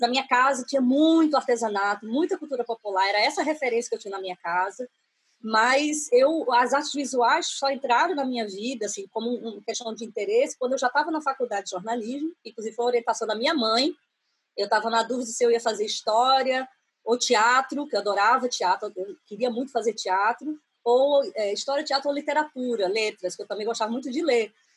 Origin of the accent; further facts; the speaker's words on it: Brasília, Federal District, Brazil; also born or lived in Recife, Pernambuco; now in Portugal; eu cresci em Brasília. Eu me mudei para Brasília com quatro anos